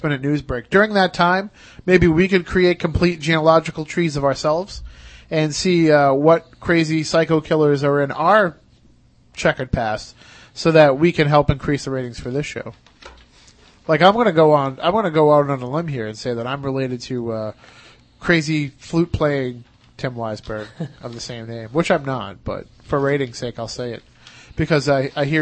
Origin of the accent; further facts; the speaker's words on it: Wareham, Massachusetts, United States; we're all from Wareham